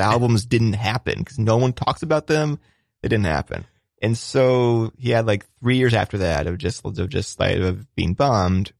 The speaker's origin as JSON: {"language": "English", "town": "Cleveland", "region": "Ohio", "country": "United States", "said": "I'm from Cleveland"}